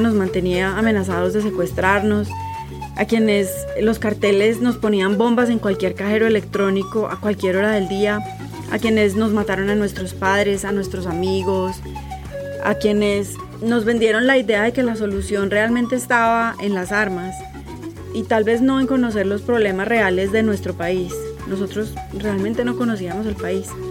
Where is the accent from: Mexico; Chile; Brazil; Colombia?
Colombia; Soy colombiana